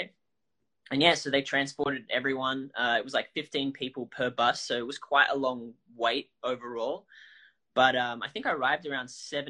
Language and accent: English; Australia; moved away as an adult; also born or lived in Los Angeles, United States; now in Sydney, Australia; I'm Australian. But I've been living in Los Angeles for the past 4 years.